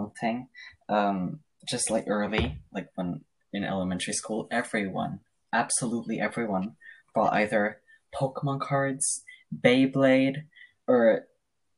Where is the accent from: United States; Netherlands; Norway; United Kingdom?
Norway; I'm from Norway